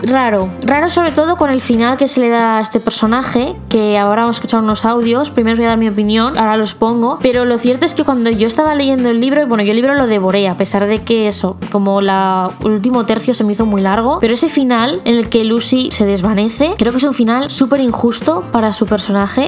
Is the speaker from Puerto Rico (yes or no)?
no; Mexico; soy de México